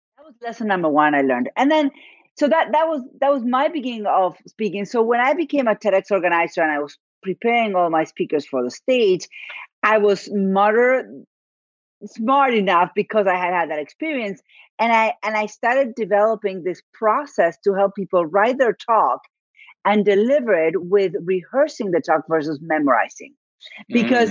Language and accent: English; Argentina; first language Spanish; English is a second language; moved away; I am from Argentina, so my first language is Spanish